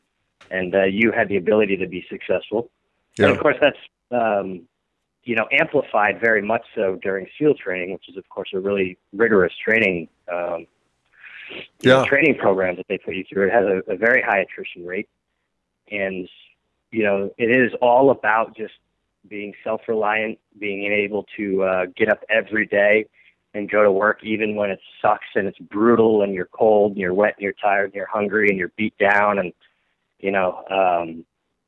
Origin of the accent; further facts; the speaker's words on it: New Hampshire, United States; moved away as an adult; I'm from New Hampshire originally, and as I left, you know, sort of suburban New Hampshire to join the military